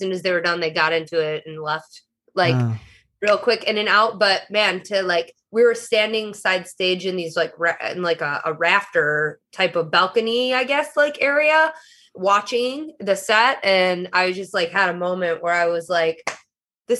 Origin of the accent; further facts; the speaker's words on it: Eastpointe, Michigan, United States; moved away as an adult; now in Los Angeles, United States; Just right outside of Detroit, like about 10 minutes is where I was born and raised in East Detroit. Now called East Point.